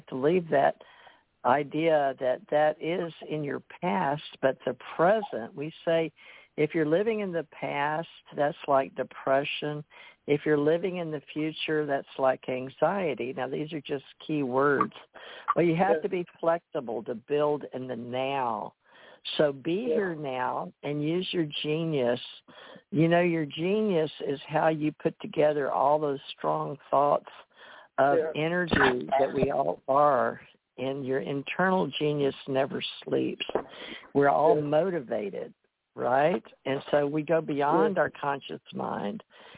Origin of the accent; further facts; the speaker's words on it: United States; And that's the way I was raised to believe in America. I wasn't raised in India or other people out of country.